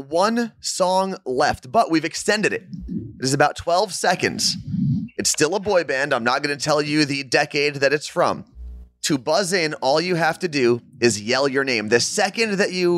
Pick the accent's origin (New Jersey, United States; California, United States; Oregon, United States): New Jersey, United States; growing up in North Jersey specifically, we had Sports World.